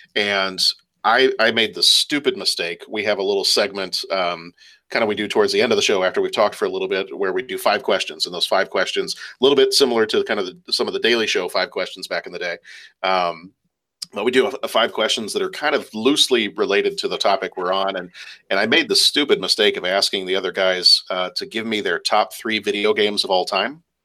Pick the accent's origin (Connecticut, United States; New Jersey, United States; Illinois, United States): Illinois, United States; Lake Forest; born or raised there; also born or lived in England